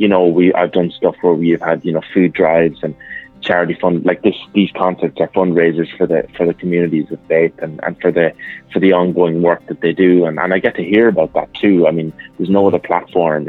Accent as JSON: {"language": "English", "town": "Mullingar", "region": "Westmeath", "country": "Ireland", "tie": "born or raised there", "said": "my hometown in Mullingar"}